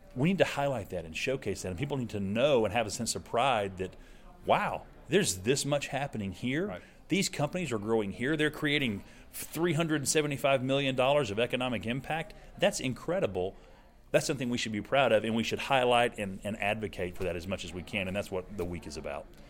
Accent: Alabama, United States; moved away as an adult; also born or lived in Birmingham, Alabama; now in Oklahoma, United States; I'm not from Oklahoma, as you can probably tell by the accent. Uh, born in Alabama, spent the last 17 years there

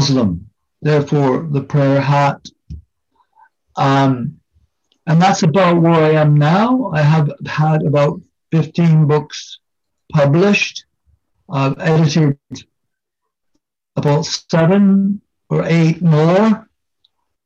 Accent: Hamilton, Ontario, Canada; moved away as an adult; also born or lived in York, England; now in United Kingdom; I was born in Hamilton, Ontario, Canada in 1947.

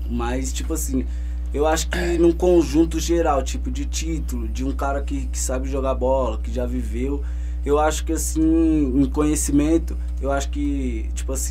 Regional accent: São Paulo, Brazil; born there; quem aqui da nossa região, do Grajaú, onde eu nasci ali

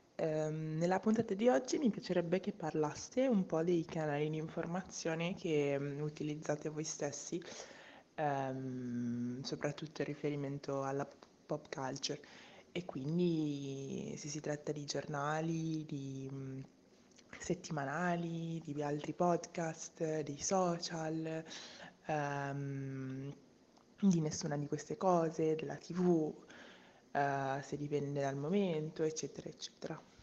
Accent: Milan, Lombardy, Italy; moved away as an adult; now in Vienna, Austria; vengo da Milano

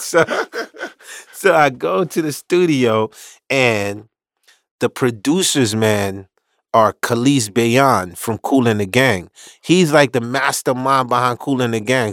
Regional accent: New York City, New York, United States; also born or lived in Haiti; I'm from Marlboro Projects in Brooklyn in the late eighties

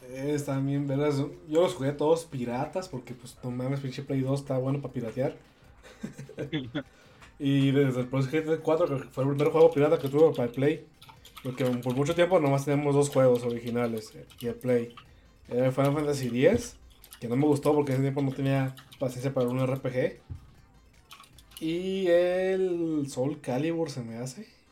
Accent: Tepic, Nayarit, Mexico; en Tepic, mi ciudad natal

